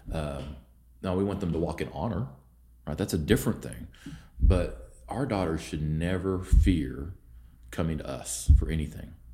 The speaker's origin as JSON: {"language": "English", "town": "Vinita", "region": "Oklahoma", "country": "United States", "tie": "born or raised there", "also_born_or_lived": "Houston, Texas / Norman, Oklahoma", "said": "I grew up in Veneta, which is a small town in northeast, or northeastern Oklahoma"}